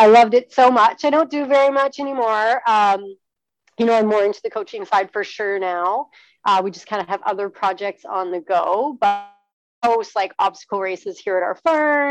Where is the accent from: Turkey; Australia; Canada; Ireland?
Canada; British Columbia; I'm from British Columbia